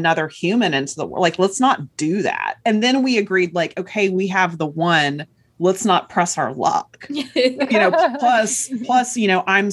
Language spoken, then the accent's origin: English; Chattanooga, Tennessee, United States; moved away as an adult; I grew up in Chattanooga, Tennessee, which is kind of a mid-sized city